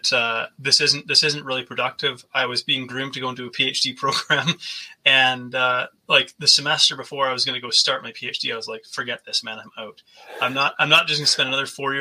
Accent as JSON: {"language": "English", "country": "Canada", "said": "I'm Canadian. I grew up with like a winter where I live"}